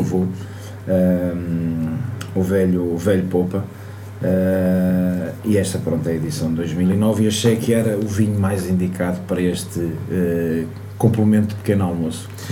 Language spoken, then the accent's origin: Portuguese; Portugal; also born or lived in Lisbon; eu cresci em Lisboa, uh, cresci na Costa, mas nasci em Lisboa